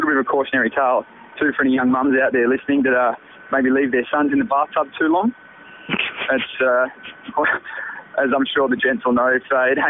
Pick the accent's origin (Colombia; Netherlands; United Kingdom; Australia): Australia; Adelaide, South Australia; moved away; Born and bred in Adelaide, in that little place called Angleville, not too far out of Gawler.